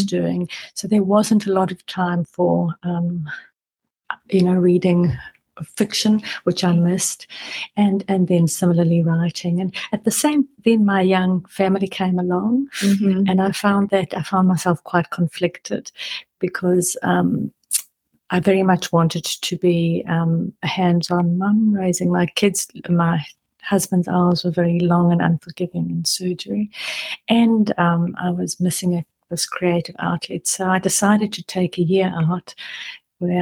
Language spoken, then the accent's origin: English; South Africa; moved away as an adult; now in New Zealand; growing up in South Africa